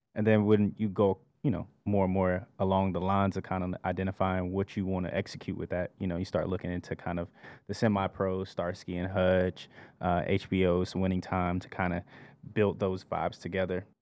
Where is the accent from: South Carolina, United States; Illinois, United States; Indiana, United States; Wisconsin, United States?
South Carolina, United States; Columbia; moved away; also born or lived in Georgia; I'm from Columbia, South Carolina, by way of Georgia